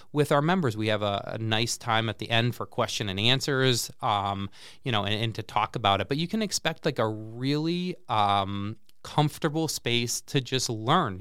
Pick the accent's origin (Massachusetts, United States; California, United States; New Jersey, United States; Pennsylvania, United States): Massachusetts, United States; Central; moved away as an adult; now in Peoria, United States; I grew up in Central Mass and went to, uh, Clark University, um, in, uh, Worcester